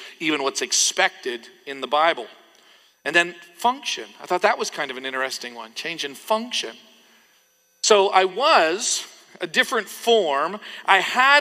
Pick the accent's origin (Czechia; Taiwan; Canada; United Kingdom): Canada; when I was growing up in Canada